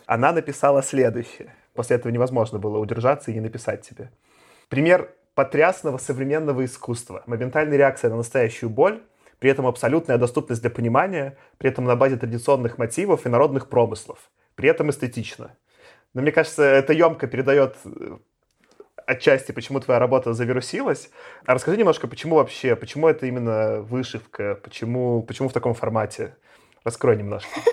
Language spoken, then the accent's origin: Russian; Belarus; now in Moscow, Russia; я как белорус, я живу там последние 14 лет в Москве